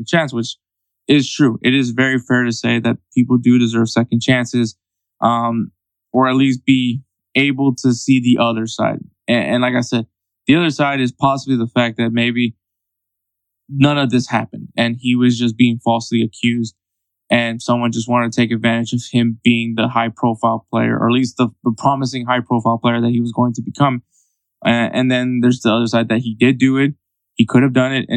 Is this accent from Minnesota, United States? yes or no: no; Houston, Texas, United States; I'm from Houston